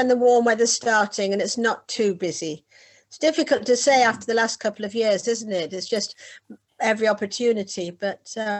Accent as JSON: {"language": "English", "town": "Whitley Bay", "region": "North East England", "country": "United Kingdom", "moved": "yes", "lives_now": "Hove, United Kingdom", "said": "I was living just in the south of England, but as you probably tell from my accent, I come from the north of England, from Whitley Bay, which is on the coast"}